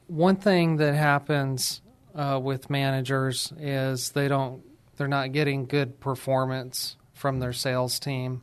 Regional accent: New Mexico, United States; I'm from New Mexico and from a small town there

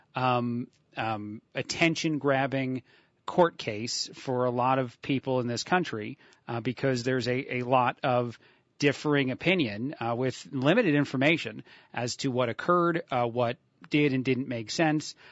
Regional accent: East Coast, United States; accent: New York; moved away; I'm from the East Coast

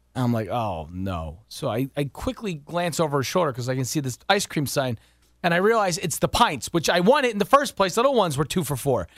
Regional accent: West Virginia, United States; now in Pittston, Pennsylvania, United States; I grew up in West Virginia

